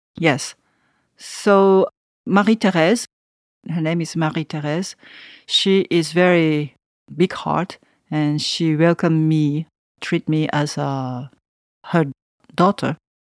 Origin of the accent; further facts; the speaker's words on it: Tokyo, Japan; English is a second language; moved away as an adult; now in Savigny-les-Beaune, France; I'm from Tokyo